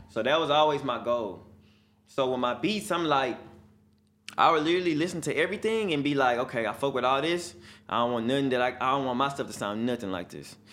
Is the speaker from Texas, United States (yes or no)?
yes; Houston, Texas, United States; I'm from Houston